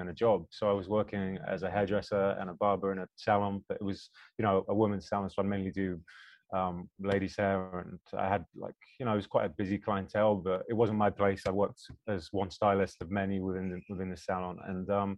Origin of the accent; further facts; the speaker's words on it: United Kingdom; accent: British; my British accent kicks in a bit more when I go to America